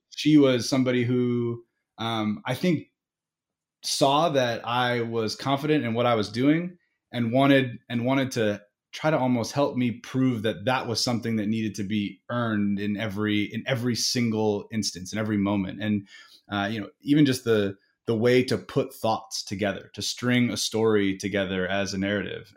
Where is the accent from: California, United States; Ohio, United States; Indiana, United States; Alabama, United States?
Indiana, United States; my family was originally from the East Coast, but I grew up in Indiana